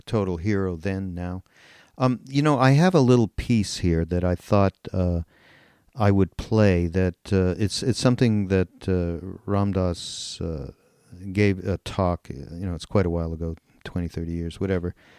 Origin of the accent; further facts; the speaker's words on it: Montreal, Quebec, Canada; I'm from Montreal, and as you know, these Canadians, we Canadians, are fairly apolitical, and I grew up in a completely apolitical household